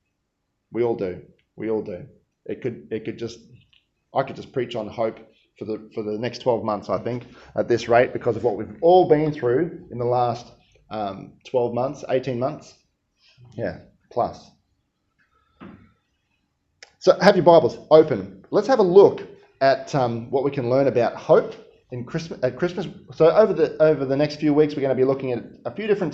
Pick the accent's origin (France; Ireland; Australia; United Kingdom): Australia; Queensland; I'm from Queensland